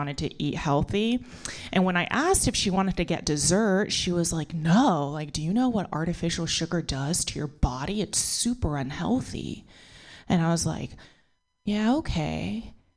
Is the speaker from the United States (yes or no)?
yes; United States; born or raised there